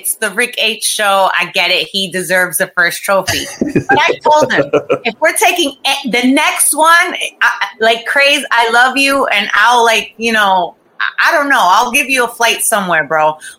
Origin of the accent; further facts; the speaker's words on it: Costa Rica; also born or lived in Florida; now in United States; I've lived in Florida most of my whole life. So I've been, and I grew up in Costa